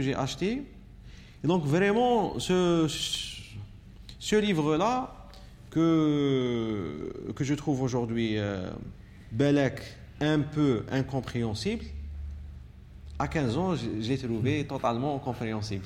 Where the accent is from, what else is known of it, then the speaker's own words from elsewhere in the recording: Algiers, Algiers Province, Algeria; also born or lived in Réghaïa; j'ai grandi à Bajarrah